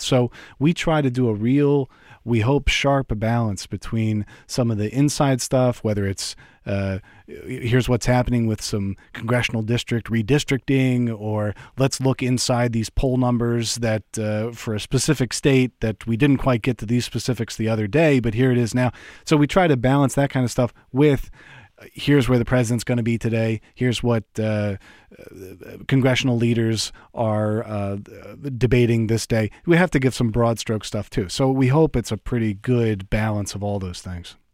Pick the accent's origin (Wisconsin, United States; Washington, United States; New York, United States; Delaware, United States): Delaware, United States; growing up in Delaware